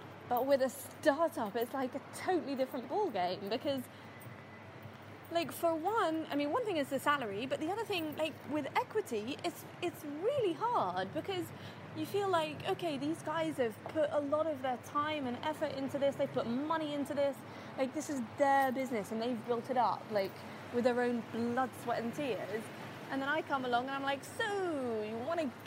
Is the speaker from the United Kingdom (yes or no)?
yes; United Kingdom; moved away as an adult; now in Dubai, United Arab Emirates; I'm born and raised in the UK, but I'm originally half English and half Palestinian